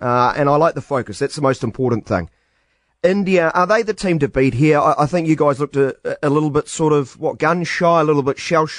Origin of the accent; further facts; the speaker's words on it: New Zealand; As much as a New Zealander can say that to an Australian